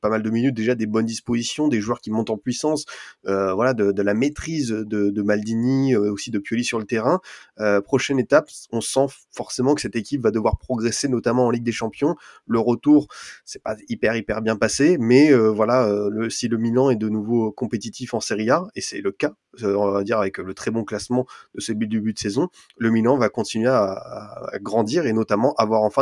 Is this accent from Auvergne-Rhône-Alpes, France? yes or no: no; Bordeaux, Nouvelle-Aquitaine, France; et forcément, en tant que Bordelais, j'ai envie de voir un peu ton, point de vue.